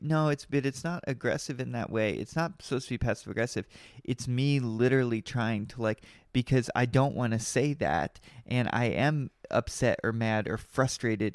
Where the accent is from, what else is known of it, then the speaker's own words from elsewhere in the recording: Kentucky, United States; I'm from Kentucky and I love Kentucky